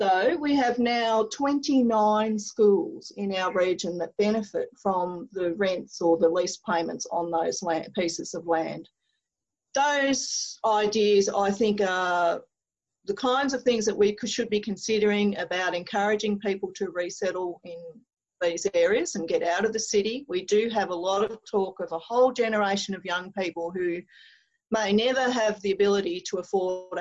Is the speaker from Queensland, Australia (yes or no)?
no; Dimboola, Victoria, Australia; now in Mildura, Australia; the town of Dimboola, which is where I was born in the Dimboola Memorial Hospital. My brothers went to the Dimboola Memorial High School. I'm pretty sure I swam in the Dimboola Memorial Swimming Pool